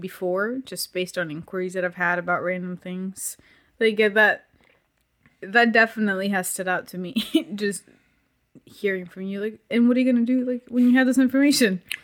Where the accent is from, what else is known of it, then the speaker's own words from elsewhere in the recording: Puerto Rico; growing up in Puerto Rico